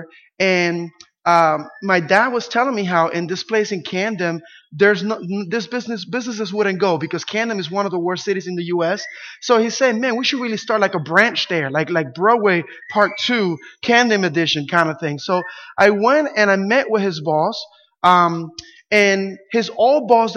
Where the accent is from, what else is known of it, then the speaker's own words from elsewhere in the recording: Puerto Rico; English is a second language; moved away; when we lived in Puerto Rico, it was back in the 80s, and our rent was $15 a month